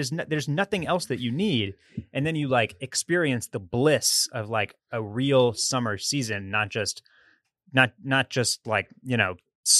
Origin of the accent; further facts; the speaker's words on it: Texas, United States; as a born and raised Texas boy